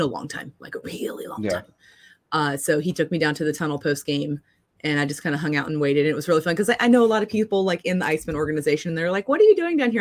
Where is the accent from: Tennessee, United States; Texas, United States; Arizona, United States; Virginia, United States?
Virginia, United States; Norfolk; moved away as an adult; now in Florida, United States; that's where I grew up in Norfolk Scope. I was at every game every night from like 6 to my mid 20s when we moved to Florida.